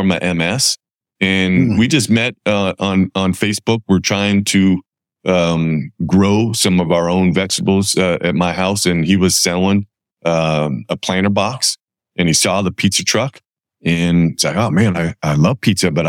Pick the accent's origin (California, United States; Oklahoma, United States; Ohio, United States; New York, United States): California, United States; Campbell; I grew up in Campbell, California, and I have 8 brothers and sisters